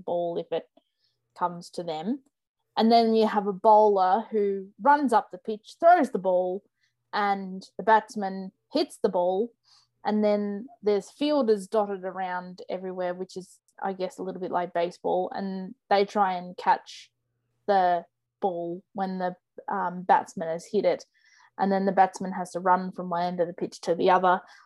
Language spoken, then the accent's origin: English; Australia; being Australian